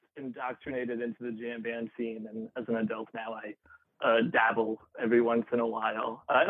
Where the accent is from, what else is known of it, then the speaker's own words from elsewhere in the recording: Westchester, New York, United States; also born or lived in Ridgewood, Queens; now in New York City, United States; I'm from Westchester, and I usually like to rep Westchester